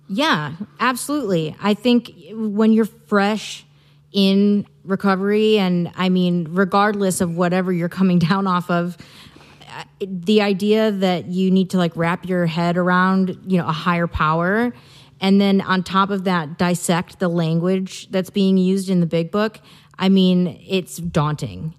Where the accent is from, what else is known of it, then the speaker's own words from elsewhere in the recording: Midwest, United States; moved away as an adult; now in Santa Barbara, United States; I'm originally from the Midwest. I moved out here four years ago